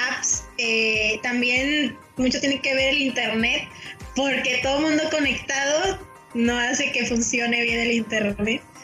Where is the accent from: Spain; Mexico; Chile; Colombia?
Mexico; somos somos mexicanos